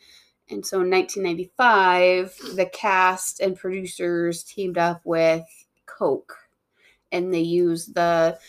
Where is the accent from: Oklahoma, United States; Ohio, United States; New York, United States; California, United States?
New York, United States; growing up in New York, they had those quite often.